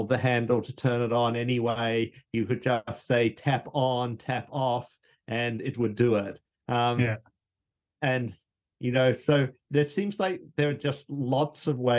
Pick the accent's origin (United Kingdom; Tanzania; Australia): Australia; moved away; Me and Anthony, we're Australian.